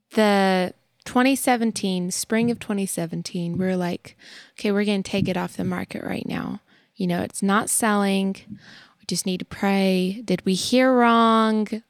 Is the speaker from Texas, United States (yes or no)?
yes; Texas, United States; moved away as an adult; now in Tennessee, United States; living in Texas for, like, the majority of our short little lives up till now